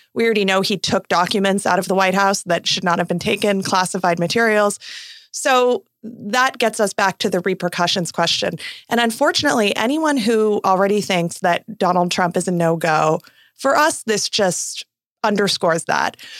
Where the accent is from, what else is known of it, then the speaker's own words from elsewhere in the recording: Arizona, United States; my home state of Arizona